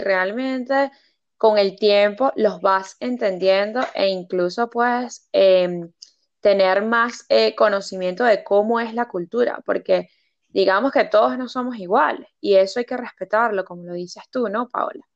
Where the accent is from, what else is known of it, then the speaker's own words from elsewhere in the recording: Venezuela; moved away as an adult; now in United Kingdom; la esencia que tenemos nosotros como venezolanos